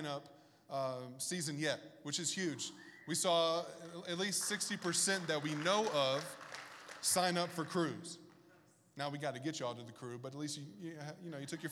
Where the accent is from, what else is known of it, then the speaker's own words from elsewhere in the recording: Bible Belt, the South, United States; moved away; I grew up in the South in the Bible Belt